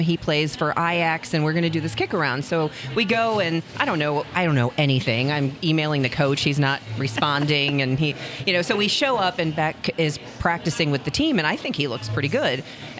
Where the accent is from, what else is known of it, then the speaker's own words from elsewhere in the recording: Chicago, Illinois, United States; moved away as an adult; also born or lived in Missouri / Greenville, South Carolina / Madison, Wisconsin / Columbus, Ohio; now in St. Louis, United States; I grew up in Chicago.